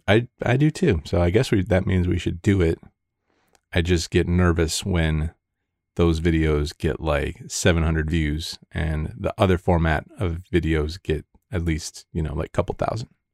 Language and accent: English; Grosse Pointe, Michigan, United States; now in Las Vegas, United States; I was actually born in the suburbs